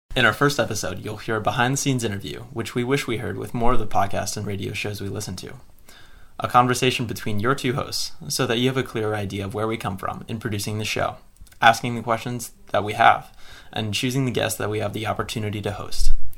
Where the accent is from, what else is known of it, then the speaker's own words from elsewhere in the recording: Lexington, Virginia, United States; originally from Lexington, Virginia, which is this tiny town